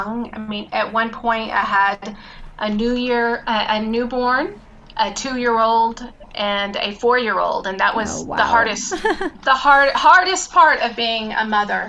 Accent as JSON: {"language": "English", "town": "Dallas", "region": "Texas", "country": "United States", "also_born_or_lived": "Mexico City, Mexico", "moved": "as an adult", "lives_now": "Guadalajara, Mexico", "said": "I'm originally from Dallas"}